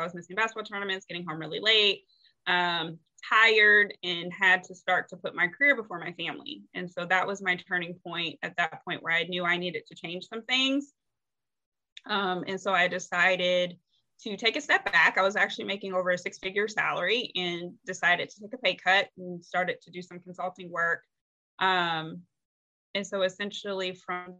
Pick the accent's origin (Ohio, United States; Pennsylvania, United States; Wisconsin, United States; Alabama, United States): Ohio, United States; moved away as an adult; now in North Carolina, United States; I'm originally from Ohio and moved to North Carolina